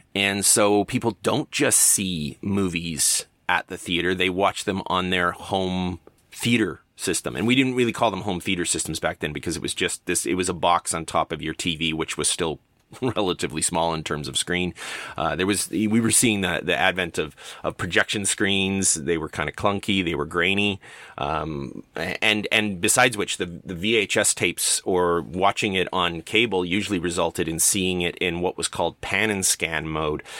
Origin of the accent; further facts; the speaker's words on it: Canada; for a kid growing up in Canada